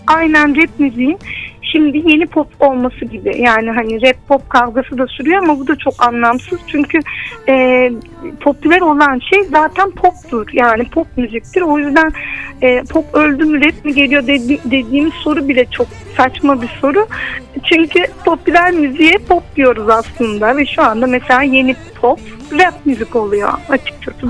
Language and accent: Turkish; Turkey; ben e, bu, bu topraklarda büyüdüm, bu coğrafyada yaşadım